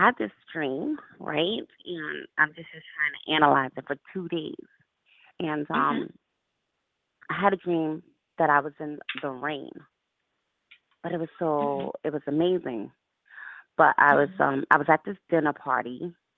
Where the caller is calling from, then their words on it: Albany, New York, United States; I'm calling you from Albany.